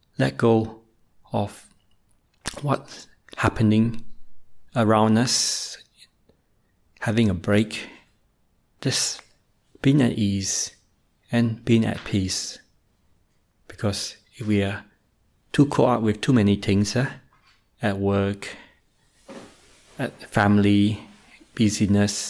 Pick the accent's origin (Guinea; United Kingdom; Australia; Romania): Australia; also born or lived in Malaysia; I was born in Malaysia, but moved to Australia when I was quite young, roughly in age four